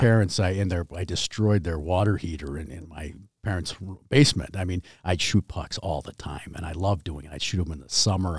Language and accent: English; New Brighton, Minnesota, United States; also born or lived in Edina, Minnesota; I was in New Brighton. My father was an attorney